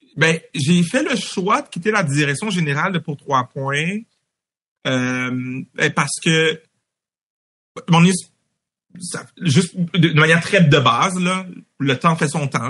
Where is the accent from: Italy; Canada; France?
Canada; Montreal, Quebec; étant d'origine haïtienne, née à Montréal. J'ai grandi à Anjou, dans l'est de Montréal